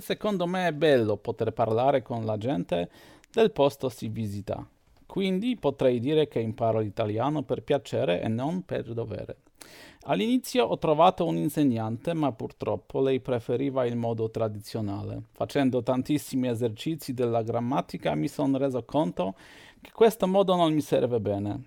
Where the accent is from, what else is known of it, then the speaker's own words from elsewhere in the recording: Poland; Italian is a second language; sono un polacco, ho 43 anni